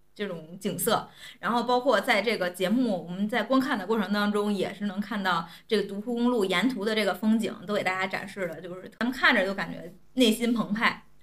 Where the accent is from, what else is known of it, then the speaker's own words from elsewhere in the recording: Tianjin, China; 我作为天津人